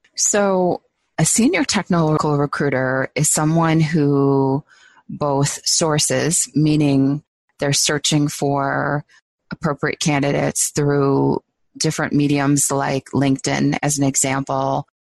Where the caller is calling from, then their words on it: Minneapolis, Minnesota, United States; I'm calling from from Minneapolis